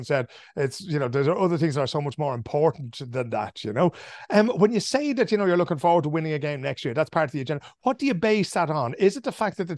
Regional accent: Ireland; now in Sweden; As Irish people

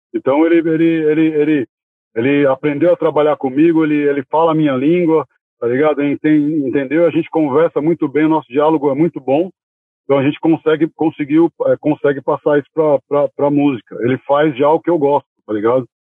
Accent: São Paulo, Brazil; eu sou natural da Zona Norte, né? Nascido e criado na Zona Norte. Sou criado da Zona Norte, de São Paulo.

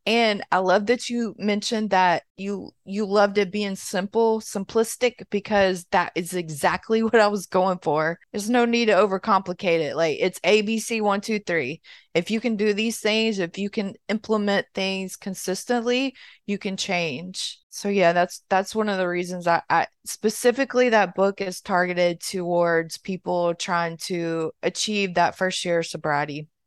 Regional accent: Mississippi, United States; moved away as an adult; now in Florida, United States; I'm from Mississippi, but I live in Florida.

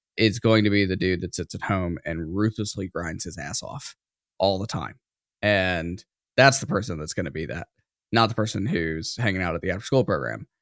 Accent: smaller town outside of Atlanta, Georgia, United States; I grew up in the South, a very racially unstable, uh, in, you know, smaller town outside of Atlanta

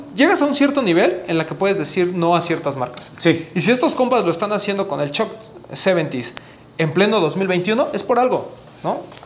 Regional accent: Mexico

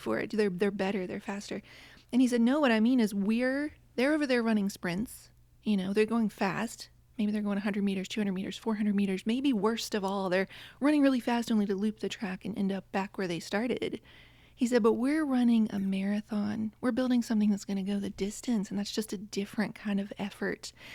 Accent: West Virginia, United States; now in Connecticut, United States; I grew up in West Virginia, and now I'm in Connecticut

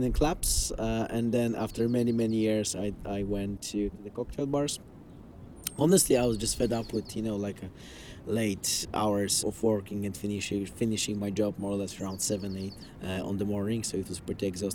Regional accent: Warsaw, Masovian Voivodeship, Poland; we are coming from Poland and from Warsaw

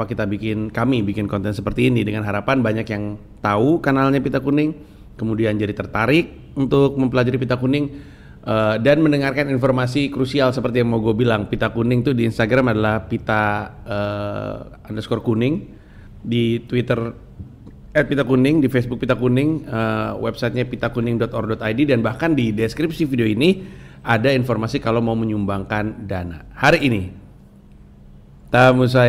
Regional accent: Kediri, East Java, Indonesia; also born or lived in Jakarta; orang Cina enggak orang Cina orang Indonesia Kediri saya oh, orang Kediri loh

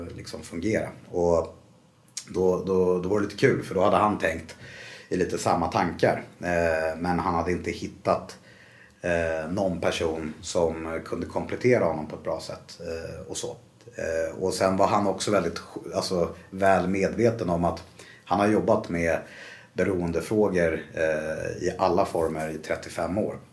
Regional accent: Stockholm, Stockholm County, Sweden; Jag är uppvuxen eh, i Bromma.

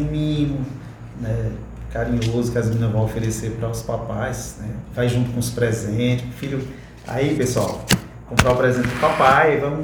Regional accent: Vila Torta, Ceará, Brazil; eu moro lá na Vila Torta. é um localzinho ali onde eu nasci

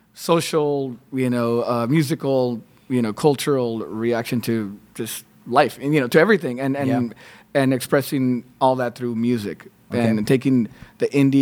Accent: Texas, United States; now in Austin, United States; I'm from the border, but I grew up with a lot of Mexican cumbia myself.

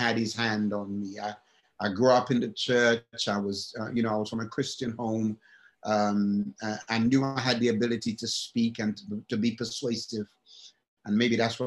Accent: England, United Kingdom; moved away; also born or lived in Alabama; And I'm from England.

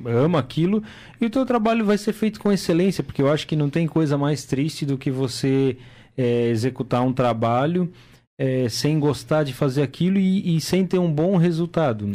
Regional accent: Timbó, Santa Catarina, Brazil; moved away; lá na minha cidade, lá em Timbó

